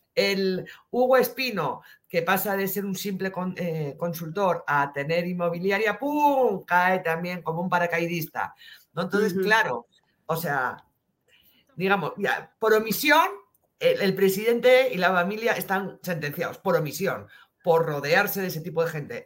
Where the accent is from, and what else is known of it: Spain